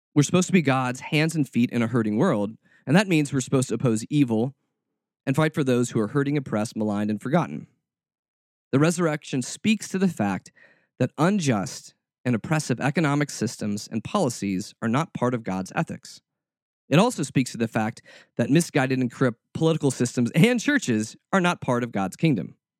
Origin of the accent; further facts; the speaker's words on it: United States; as American Christians